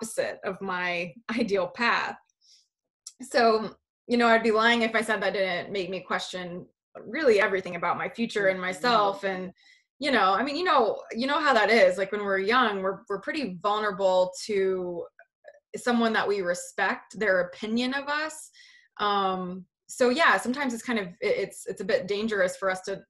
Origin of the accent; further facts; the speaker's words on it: West Virginia, United States; I grew up in West Virginia, a super small remote town